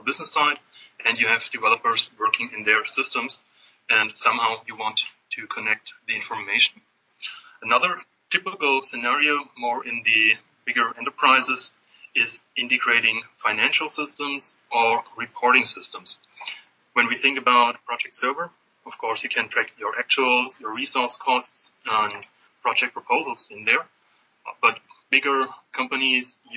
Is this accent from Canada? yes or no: no; Stuttgart, Baden-Württemberg, Germany; moved away as an adult; now in Atlanta, United States; originally I'm from Germany. My roots are in the beautiful south of Germany in Stuttgart, where the nice cars are built. I grew up there